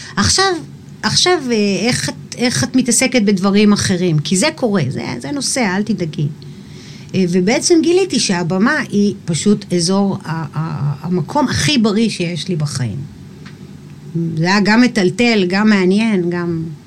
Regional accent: Eilat, Southern District, Israel; גדלתי באילת

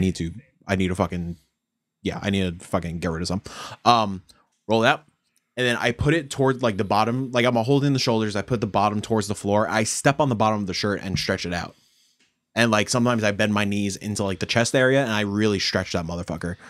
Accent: Yonkers, New York, United States; we're growing up in Yonkers

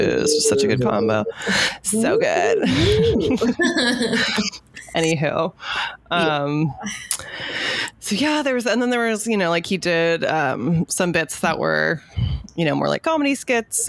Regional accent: Southern California, United States; I'm from Southern California.

